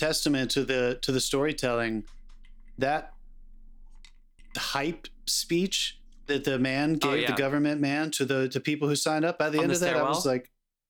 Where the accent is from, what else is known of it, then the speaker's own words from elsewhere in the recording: United States; as an American who is three generations removed from this time period